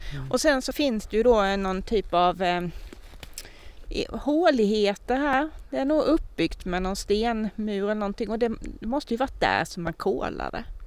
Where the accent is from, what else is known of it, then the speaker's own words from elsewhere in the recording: Tingsryd, Kronoberg County, Sweden; papper som är från min hembygd